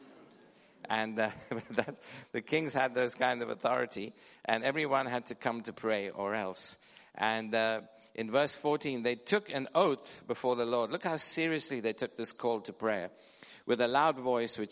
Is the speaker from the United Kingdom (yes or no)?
yes; London, United Kingdom; I come from Wembley Harrow area